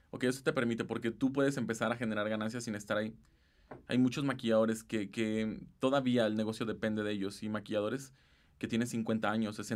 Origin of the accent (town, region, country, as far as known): Mexico